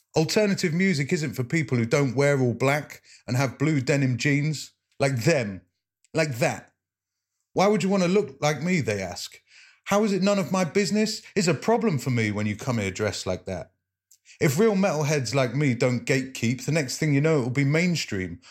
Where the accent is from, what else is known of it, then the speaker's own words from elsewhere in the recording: Leicester, East Midlands, United Kingdom; I'm a poet from Leicester